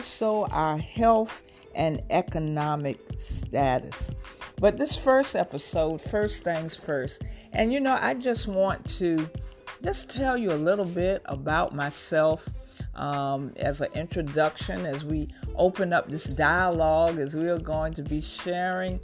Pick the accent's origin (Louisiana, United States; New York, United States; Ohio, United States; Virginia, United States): Virginia, United States; Portsmouth; I grew up in Portsmouth, Virginia, and I was an honor student